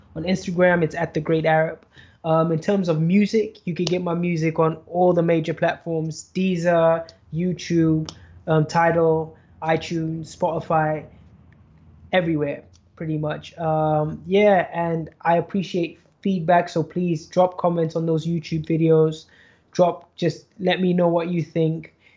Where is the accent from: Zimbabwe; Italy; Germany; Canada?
Zimbabwe; Zimbabwe, my hometown